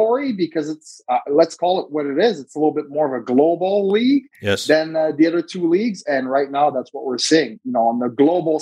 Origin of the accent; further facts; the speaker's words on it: Montreal, Quebec, Canada; Christmas traditions in Canada growing up in Montreal.